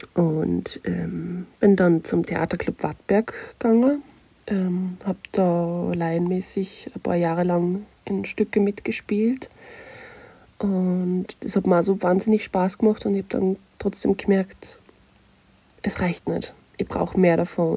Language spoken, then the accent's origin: German; Nussbach, Upper Austria, Austria; moved away as an adult; also born or lived in Kirchdorf an der Krems / Munich; Ich bin in Oberösterreich geboren, in Kirchdorf und bin in der ca. 2200 Einwohner Metropole Nussbach aufgewachsen.